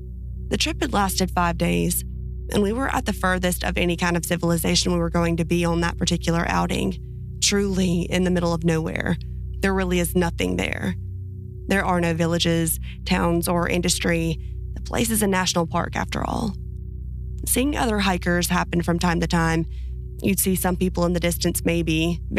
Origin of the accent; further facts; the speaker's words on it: Finland; I'm from Finland, and that's also where these things I'm about to describe to you happened.